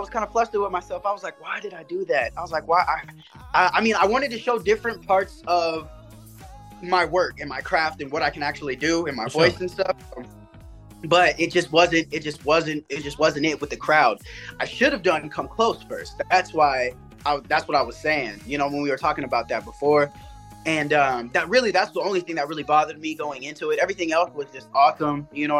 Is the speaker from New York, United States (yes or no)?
no; Tacoma, Washington, United States; I'm from Tacoma, Washington State. So that's all the way on the west side, like near Seattle. Like 20 minutes, 30 minutes down the way from Seattle. I moved around a lot.